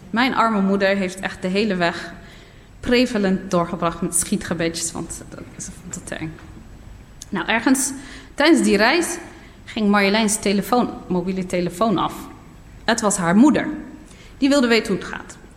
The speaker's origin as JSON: {"language": "Dutch", "town": "Nador", "region": "Oriental", "country": "Morocco", "tie": "born there", "said": "En van daaruit was het nog een paar uur, een halve dag of zo, rijden naar eh, mijn geboortedorp. Niet omdat het ver was, maar vanwege de kronkelwegen."}